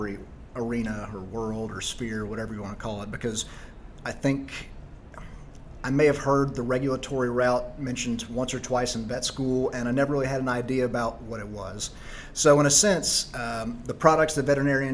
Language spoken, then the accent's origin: English; Tyler, Texas, United States; moved away as an adult; also born or lived in Charlotte, North Carolina / Dallas, Texas / Washington, D.C.; I am originally from Tyler, Texas, so about 100 miles east of Dallas.